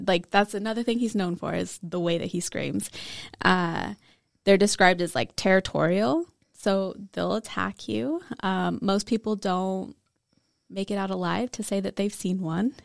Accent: Washington, United States; I grew up in Washington

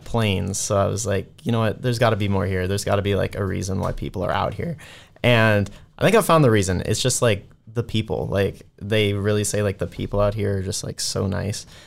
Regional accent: San Francisco, California, United States; I am from San Francisco, California

